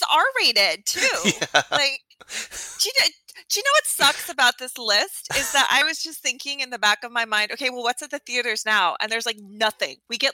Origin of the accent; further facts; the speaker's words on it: Alaska, United States; So I grew up in Alaska